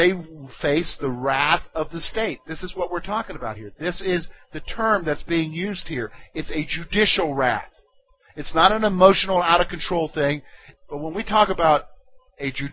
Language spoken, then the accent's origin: English; South Carolina, United States; moved away as an adult; also born or lived in Pennsylvania; I'm from the state of South Carolina